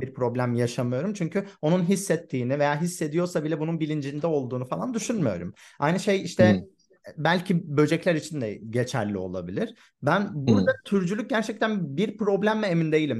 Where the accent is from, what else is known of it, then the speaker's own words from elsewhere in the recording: Hatay, Turkey; ben Hatay'da büyüdüm